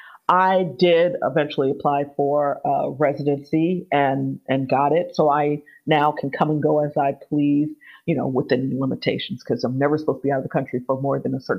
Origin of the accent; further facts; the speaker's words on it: Miami, Florida, United States; moved away as an adult; also born or lived in Austin, Texas / Scotland; now in United Kingdom; I'm from Miami